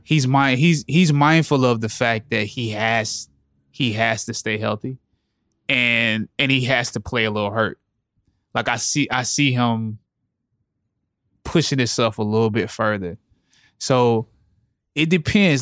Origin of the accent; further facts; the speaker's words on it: Anderson, South Carolina, United States; I grew up I'm from Anderson, South Carolina.